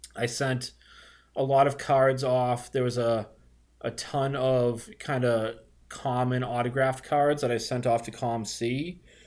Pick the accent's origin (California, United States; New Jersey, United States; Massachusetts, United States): Massachusetts, United States; Boston; accent: Boston; I'm a Boston guy, if you can't tell from my disgusting accent